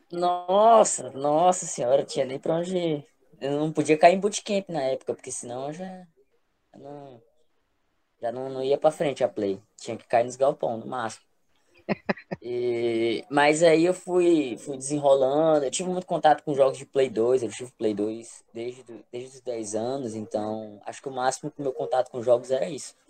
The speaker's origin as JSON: {"language": "Portuguese", "town": "Brejinho", "region": "Maranhão", "country": "Brazil", "tie": "born or raised there", "also_born_or_lived": "Teresina / Goiânia / Timon", "said": "eu nasci em Teresina, mas fui, fui criado em um interiorzinho no Maranhão, chamado Brejinho"}